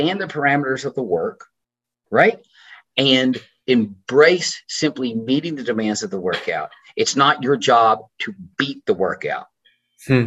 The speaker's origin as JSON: {"language": "English", "town": "Tyler", "region": "Texas", "country": "United States", "said": "I'm from Tyler, Texas"}